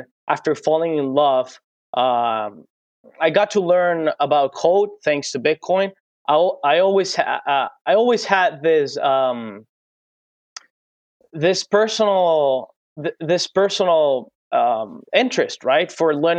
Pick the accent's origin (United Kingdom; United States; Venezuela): Venezuela; The whole deal about hyperinflation in our country